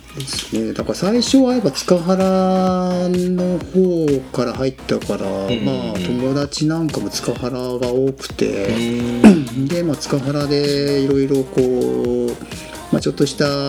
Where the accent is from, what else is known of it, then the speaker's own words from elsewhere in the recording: Oita, Japan; now in Yufuin, Japan; 僕大分市出身なんですけど